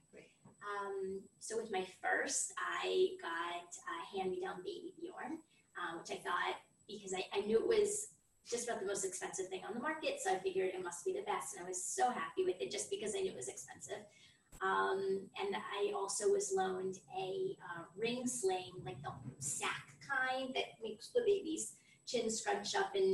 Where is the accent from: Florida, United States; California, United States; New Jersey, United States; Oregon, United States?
Florida, United States; moved away as an adult; now in Israel; I'm originally from Florida